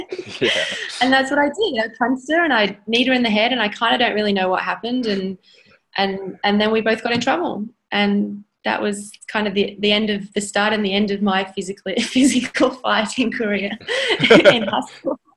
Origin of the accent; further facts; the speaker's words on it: Stoke-on-Trent, West Midlands, United Kingdom; moved away as an adult; now in Sydney, Australia; I actually grew, grew up in in the UK in Stoke on Trent. Um, moved to Australia when I was eighteen.